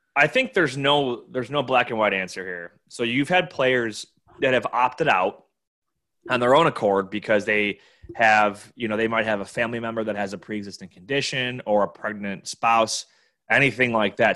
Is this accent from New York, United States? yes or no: yes; Buffalo, New York, United States; my hometown, Buffalo, New York